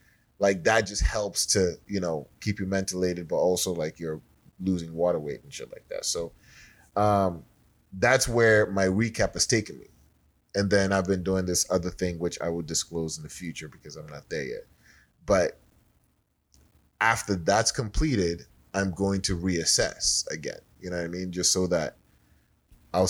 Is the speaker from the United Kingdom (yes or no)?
no; Nigeria; I'm Nigerian.